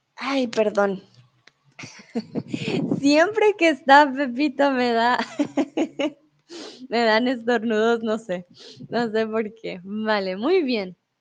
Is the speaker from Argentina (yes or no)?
no; Colombia; moved away as an adult; also born or lived in Mexico; now in Germany; Soy de Colombia, soy tutora de español aquí en Chatterbox. Em, soy de Colombia, vivo comúnmente en Alemania, pero soy en México.